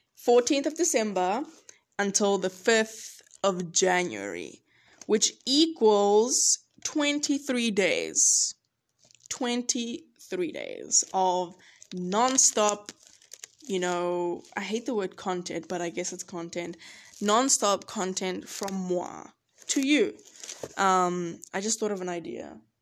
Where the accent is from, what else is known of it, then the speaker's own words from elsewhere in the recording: George, Western Cape, South Africa; now in Boone, United States; where I'm from, I'm from George, if you don't know, love George, and it's on the coast